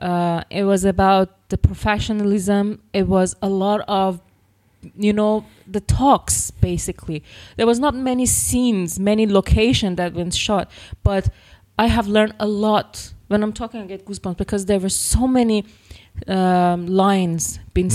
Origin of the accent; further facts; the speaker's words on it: north of Iran near Caspian Sea, northern Iran, Iran; now in Virginia Beach, United States; I actually missed my hometown because no, I'm from north of Iran near Caspian Sea